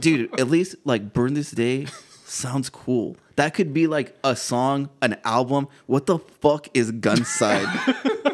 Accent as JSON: {"language": "English", "town": "McAllen", "region": "Texas", "country": "United States", "said": "I'm from McAllen"}